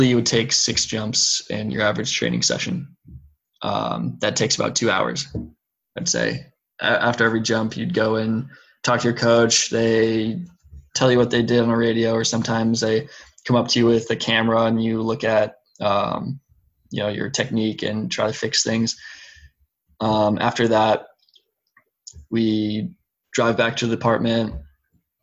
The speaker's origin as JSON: {"language": "English", "country": "United States", "said": "being American"}